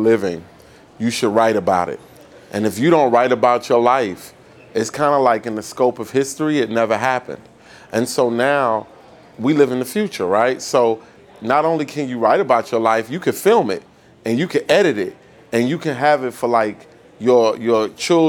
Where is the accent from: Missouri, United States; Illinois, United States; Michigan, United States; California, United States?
Illinois, United States; Chicago; I'm from Chicago, right? So we're from Chicago.